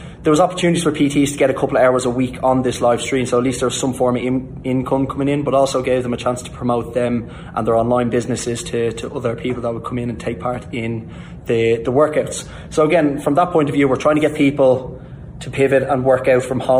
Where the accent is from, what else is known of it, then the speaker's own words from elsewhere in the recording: Ireland; growing up in Ireland and in the schooling system in Ireland.